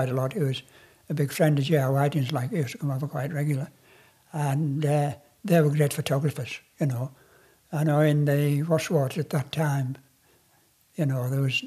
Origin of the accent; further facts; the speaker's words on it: Wasdale, North West England, United Kingdom; I was brought up in Wasled